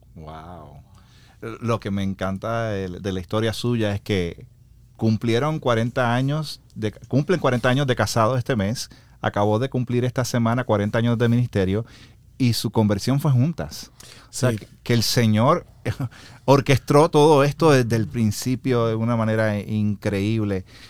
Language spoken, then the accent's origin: Spanish; Puerto Rico; moved away; also born or lived in United States; Yo soy de Puerto Rico.